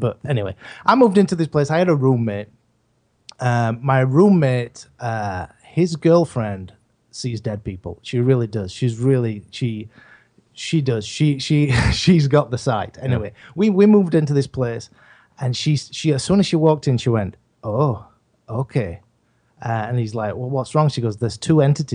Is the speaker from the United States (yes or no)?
no; England, United Kingdom; I'm from England.